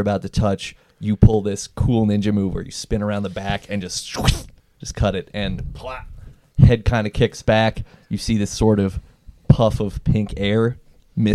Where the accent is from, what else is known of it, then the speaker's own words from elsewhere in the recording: United Kingdom; I don't do hugging. I'm too British for that.